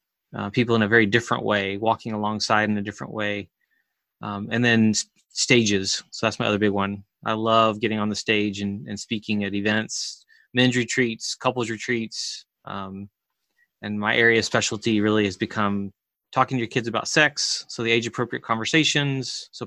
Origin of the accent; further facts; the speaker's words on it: Chile; I grew up in South America and Chile as a missionary kid